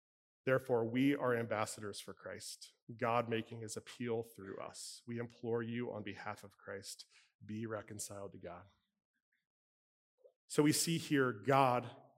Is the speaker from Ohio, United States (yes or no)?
yes; Cincinnati, Ohio, United States; now in Pittsburgh, United States; I was born and raised in Cincinnati